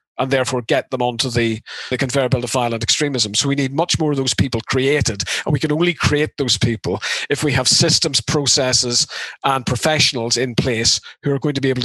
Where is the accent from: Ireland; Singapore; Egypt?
Ireland; I mean, you know, we're both from Ireland.